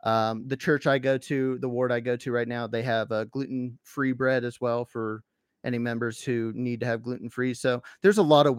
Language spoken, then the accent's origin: English; Tennessee, United States; growing up in Tennessee, my church building was a little bit more in the middle of nowhere when it came to how many members there were where I lived.